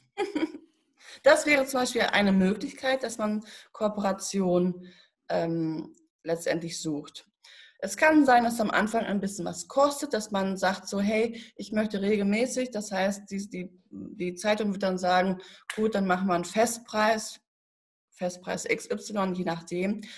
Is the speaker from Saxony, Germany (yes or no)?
no; Paderborn, North Rhine-Westphalia, Germany; ich komme aus Paderborn, tatsächlich, Paderborner Land. Und ich habe hier in Paderborn eine Ausbildung gemacht